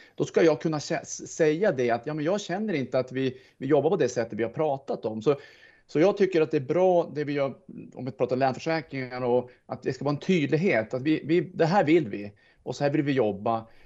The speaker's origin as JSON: {"language": "Swedish", "country": "Sweden", "said": "jag är svensk"}